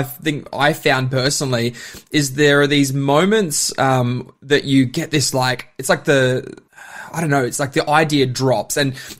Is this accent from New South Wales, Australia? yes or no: no; Bundaberg, Queensland, Australia; now in Melbourne, Australia; Yeah, I'm a Bundy boy, which is always funny to say that, but I'm definitely Melburnian by choice.